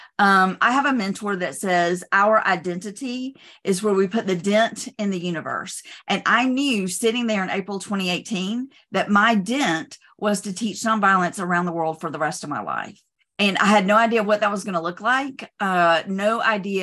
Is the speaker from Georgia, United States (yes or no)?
yes; Georgia, United States; I grew up in Georgia. I grew up and even currently live not too far from the King Center